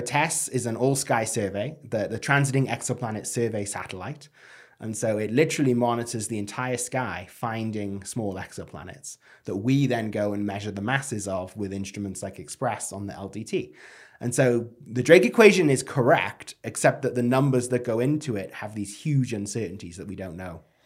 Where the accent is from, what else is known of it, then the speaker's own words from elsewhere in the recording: United Kingdom; moved away; as a Brit